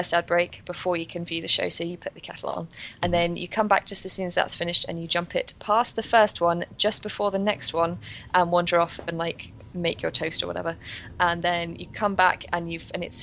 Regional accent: London, United Kingdom; I grew up in North London

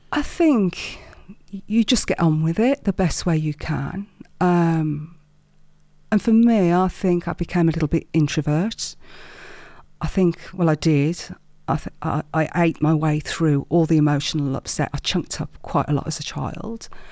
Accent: Wolverhampton, West Midlands, United Kingdom; accent: Midlands; I'm a Wolverhampton girl, a black country girl, born and bred

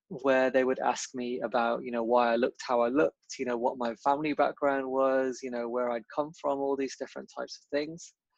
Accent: Birmingham, West Midlands, United Kingdom; I was born and raised in Birmingham, in Handsworth.

